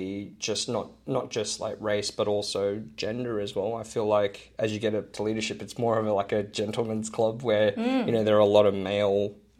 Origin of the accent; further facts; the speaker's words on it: Hong Kong; But these days it's like, I'm just Chinese. Yeah. Like, even though I'm honky